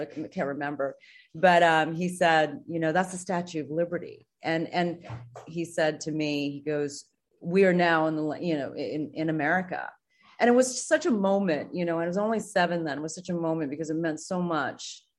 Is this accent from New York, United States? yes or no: yes; New York City, New York, United States; moved away as an adult; also born or lived in Singapore / Boston; now in Los Angeles, United States; when I was seven, I, I moved to the United States. I, I moved to New York